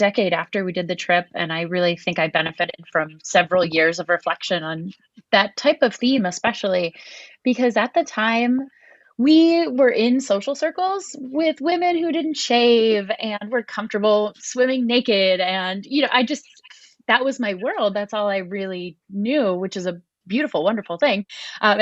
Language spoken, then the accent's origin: English; Miami, Florida, United States; moved away; I grew up in Miami, Florida, in a very urban area.